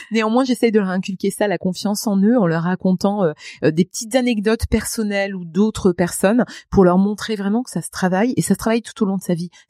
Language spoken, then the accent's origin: French; Grand Est, France; accent: Lorraine; Je venais du fin fond de la Lorraine avec un accent à couper au couteau pour tous les Lorrains qui m'entendent, tous